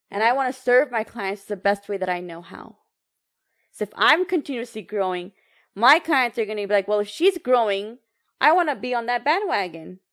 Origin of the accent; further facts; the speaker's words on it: United States; I know I'm American